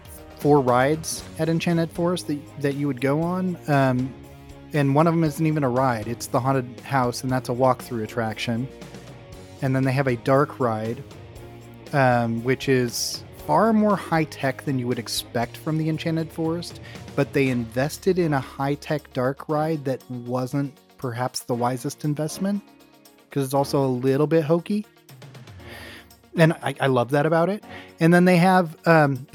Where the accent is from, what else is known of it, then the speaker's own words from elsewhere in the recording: Oregon, United States; It's wonderful to live here. Yeah, I really appreciate my home state a lot.